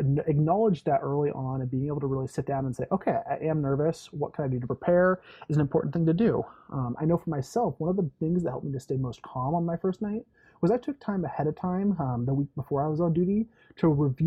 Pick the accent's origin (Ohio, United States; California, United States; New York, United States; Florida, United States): California, United States; moved away as an adult; also born or lived in Indiana; now in Michigan, United States; I came from California originally, where I was an RA for about 3 years, and then I moved out to Indiana